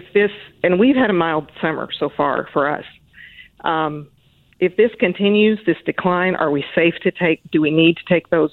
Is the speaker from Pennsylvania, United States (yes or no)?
no; South Plains, West Texas, United States; I grew up in West Texas out on the South Plains